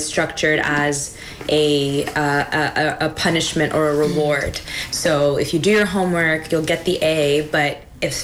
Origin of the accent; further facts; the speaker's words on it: East Coast, United States; now in Pacific Northwest, United States; I am from the East Coast, a transplant in the Pacific Northwest